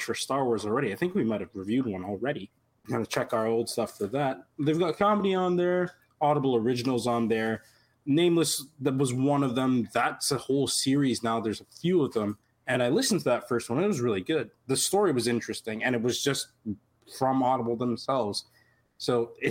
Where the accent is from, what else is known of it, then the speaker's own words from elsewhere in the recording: Toronto, Ontario, Canada; I'm from Toronto